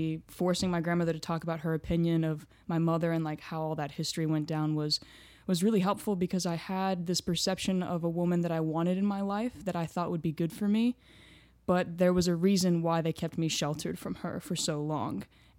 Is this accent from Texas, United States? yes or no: yes; Houston, Texas, United States; born there; So I was born in Houston, Texas. My grandparents came to the St